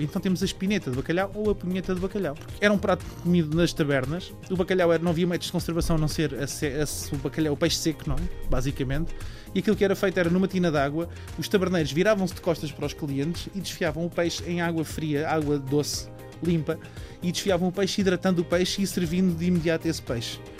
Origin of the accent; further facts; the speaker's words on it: Portugal; nós somos portugueses